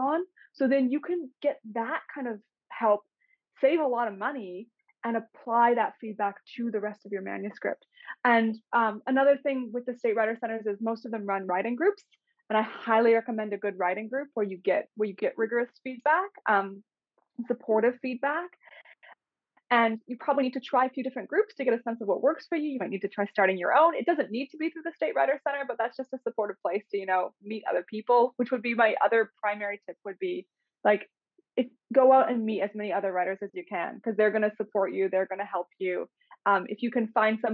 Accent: Winnipeg, Manitoba, Canada; moved away as an adult; now in Australia; Winnipeg, Canada, which is the city that I'm originally from

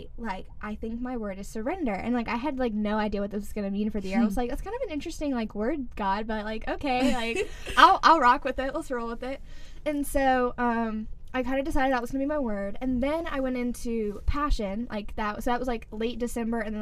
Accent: Sumter, South Carolina, United States; I'm from Sumter, South Carolina

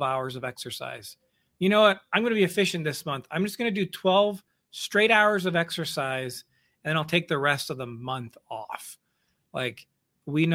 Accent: Missouri, United States; I grew up in Missouri, and my dad was what I would call a hobby farmer.

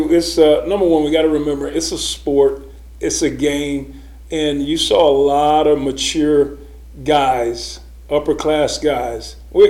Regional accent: North Carolina, United States; moved away as an adult; growing up in North Carolina

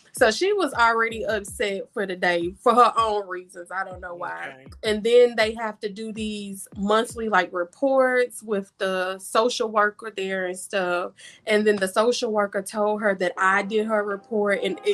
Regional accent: Tennessee, United States; now in Charlotte, United States; I am originally from Tennessee, but I'm now in Charlotte, North Carolina

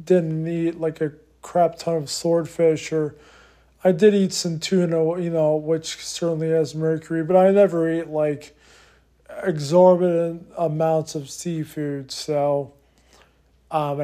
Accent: Harrisburg, Pennsylvania, United States; I grew up in Harrisburg, Pennsylvania

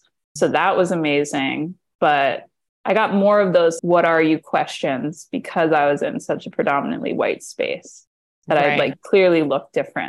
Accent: Greenwich, Connecticut, United States; I do think it's a predominantly white town. I was the only kid of color all through until middle school, maybe until sixth, seventh grade, like in my elementary school

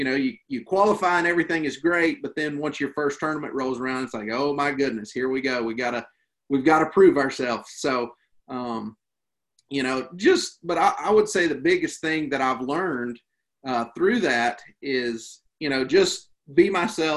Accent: Western North Carolina, United States; I grew up here in Western North Carolina

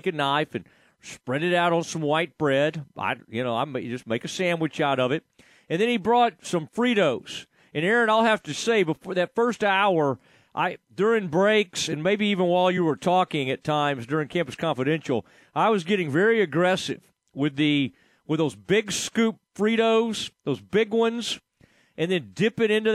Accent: Kaufman County, Texas, United States; I was from Kaufman County

